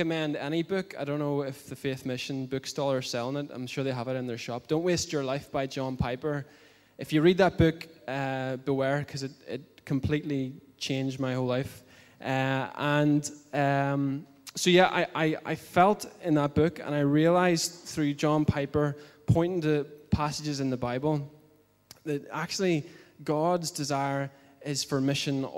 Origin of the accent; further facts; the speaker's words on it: Bangor, Northern Ireland, United Kingdom; I come from Bangor, from this church